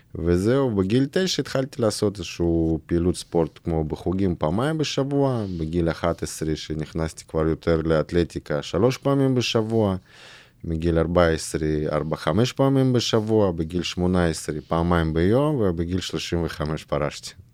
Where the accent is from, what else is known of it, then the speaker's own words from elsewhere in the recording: Irkutsk, Irkutsk Oblast, Russia; Hebrew is a second language; moved away as an adult; now in Israel; אני גדלתי בברית המועצות